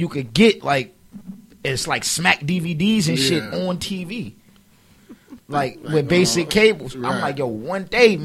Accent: New York City, New York, United States; moved away; growing up in Harlem, like, it's like, if you look at the way it's set up out here, it's houses

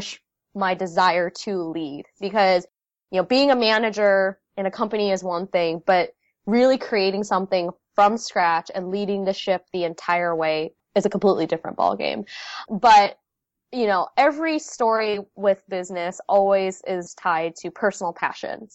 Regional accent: United States; first language Vietnamese; English is a second language; I was born in the States, but I spoke only Vietnamese growing up.

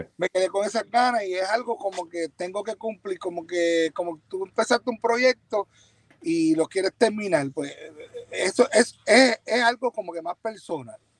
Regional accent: Ponce, Puerto Rico; yo estaba pegado en mi pueblo, en Ponce

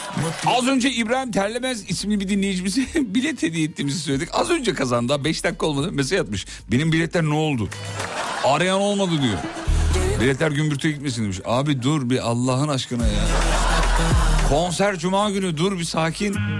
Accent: Kocaeli, Turkey; aslen Erzurumluyum ama doğma büyüme Kocaeli.

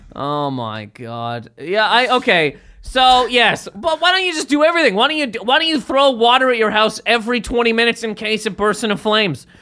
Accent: Canada; I'm from Canada.

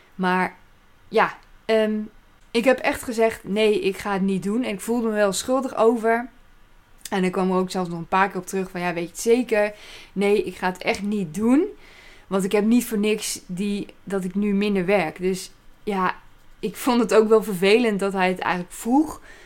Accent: Apeldoorn, Gelderland, Netherlands; moved away as an adult; now in Staphorst, Netherlands; En ik kom uit Apeldoorn, daar ben ik opgegroeid.

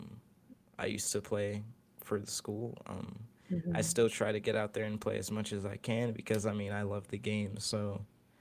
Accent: Maryland, United States; also born or lived in Philadelphia; I'm from Maryland

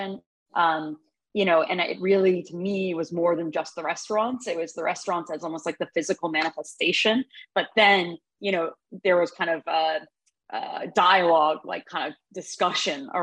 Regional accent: New York City, New York, United States; I grew up on the Upper West Side

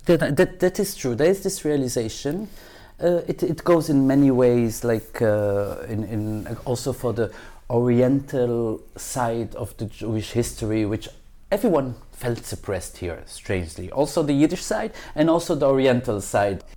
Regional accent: Belgium; now in Israel; I wasn't born here. I was born in Belgium

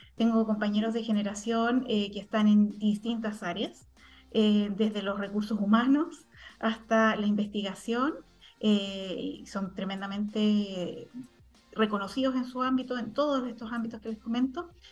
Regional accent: Santiago, Santiago Metropolitan Region, Chile; moved away as an adult; also born or lived in Tarapacá Region; yo como santiaguina

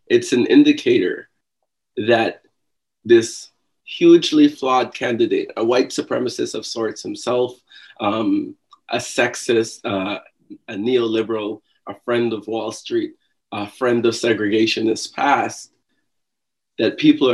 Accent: Guyana; now in New York, United States; I am originally from Guyana

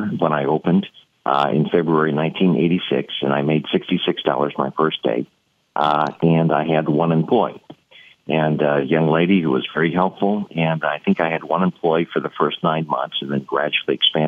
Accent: St. Louis, Missouri, United States; I was from St. Louis, Missouri

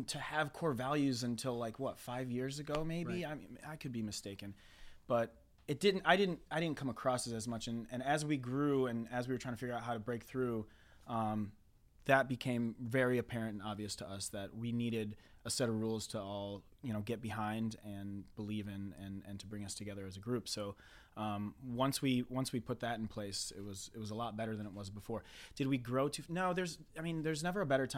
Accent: Michigan, United States; I grew up in Michigan.

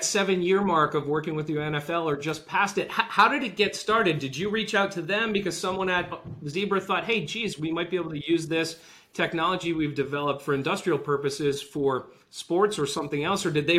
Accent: Rhode Island, United States; I grew up in Rhode Island

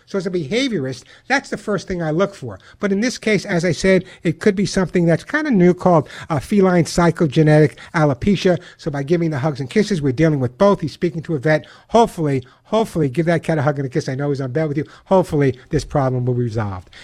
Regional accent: Long Island, New York, United States; now in Santa Monica, United States; I grew up on Long Island

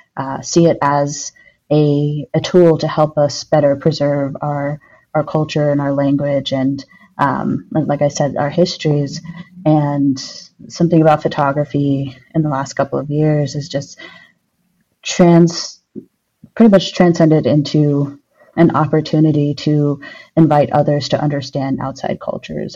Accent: Albuquerque, New Mexico, United States; now in Madison, United States; I'm originally from Albuquerque, New Mexico, but I currently live in Madison, Wisconsin.

